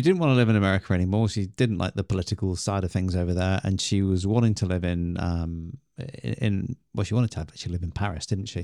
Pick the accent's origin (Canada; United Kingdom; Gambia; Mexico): United Kingdom; England; we're English